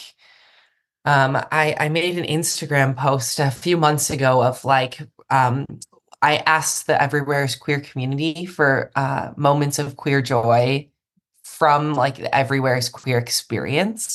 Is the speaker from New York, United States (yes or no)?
no; Milwaukee, Wisconsin, United States; moved away; I went back home to Milwaukee, Wisconsin, which is where I'm from originally, the suburbs there